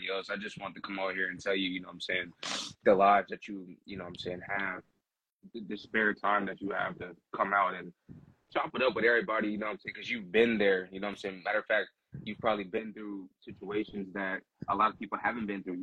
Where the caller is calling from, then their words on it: Northern California, United States; I'm calling from Cali, actually, Northern California.